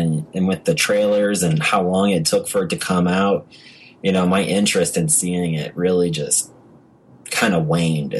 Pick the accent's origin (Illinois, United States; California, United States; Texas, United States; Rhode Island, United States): Illinois, United States; near Chicago; moved away as an adult; also born or lived in North Carolina; I grew up near Chicago